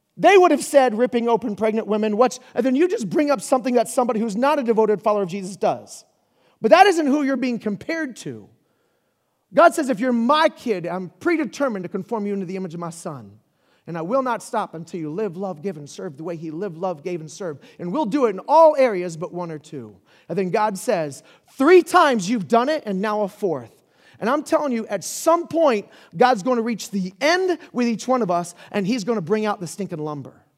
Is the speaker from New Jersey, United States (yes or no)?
no; Pensacola, Florida, United States; was born in Pensacola, Florida